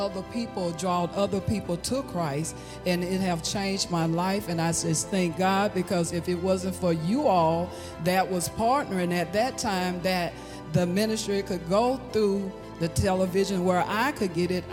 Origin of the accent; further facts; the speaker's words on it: Hattiesburg, Mississippi, United States; I'm from Hattiesburg, Mississippi